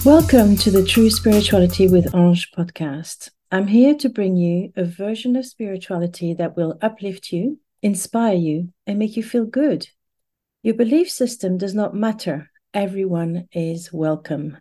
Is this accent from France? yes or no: yes; Paris, Île-de-France, France; moved away; I was raised in Paris, in France